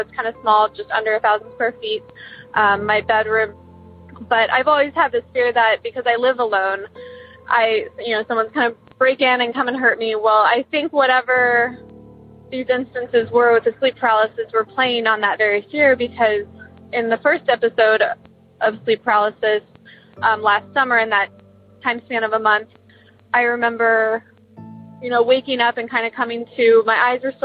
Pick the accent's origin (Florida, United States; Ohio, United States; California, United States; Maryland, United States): Ohio, United States; Columbus; I'm from Columbus, Ohio